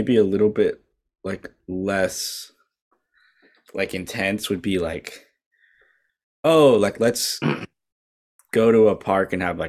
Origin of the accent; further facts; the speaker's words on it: Canada; Unfortunately, I am a Christian. I'm a Canadian.